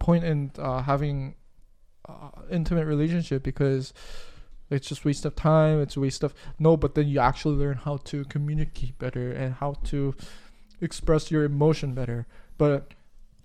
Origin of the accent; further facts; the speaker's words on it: South Korea; I'm from Korea